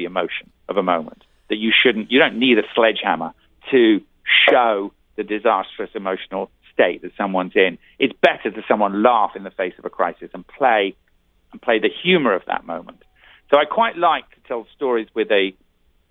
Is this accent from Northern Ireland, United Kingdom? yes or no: yes; Belfast, Northern Ireland, United Kingdom; I was born in Belfast